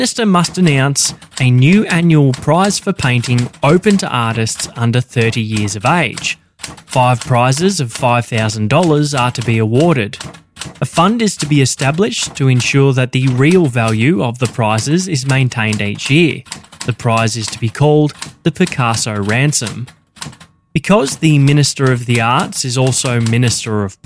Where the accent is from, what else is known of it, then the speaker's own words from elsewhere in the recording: Victoria, Australia; my home state of Victoria